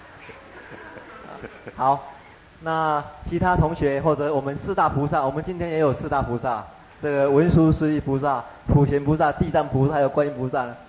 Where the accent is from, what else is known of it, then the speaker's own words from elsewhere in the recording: Taiwan; 我们台湾人呢，就把生活通通当成佛